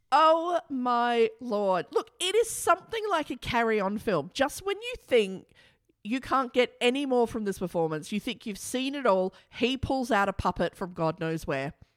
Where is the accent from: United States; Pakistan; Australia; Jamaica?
Australia; our country, Australia